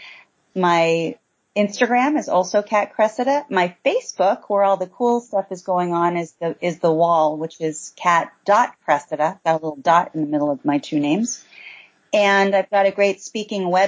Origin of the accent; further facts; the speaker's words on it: East Coast, United States; moved away; I was raised on the East Coast